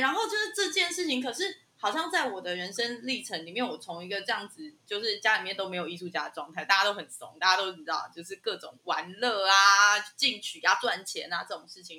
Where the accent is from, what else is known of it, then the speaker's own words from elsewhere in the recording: Zhongli, Taoyuan, Taiwan; 我们就是现在，你知道，变成什么桃园市里面的中立区